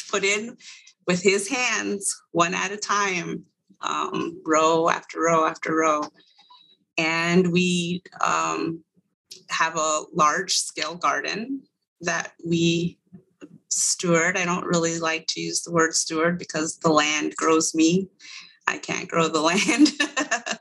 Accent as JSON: {"language": "English", "area": "Eastern Agency of the Navajo Reservation", "region": "northwest New Mexico", "country": "United States", "tie": "born or raised there", "moved": "yes", "said": "I am originally from the Eastern Agency of the Navajo Reservation in what would be considered the northwest corner of New Mexico"}